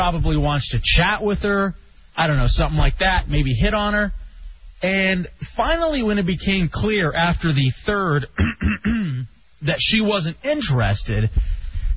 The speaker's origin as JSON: {"language": "English", "region": "Texas", "country": "United States", "tie": "born or raised there", "moved": "yes", "said": "As did I in Texas."}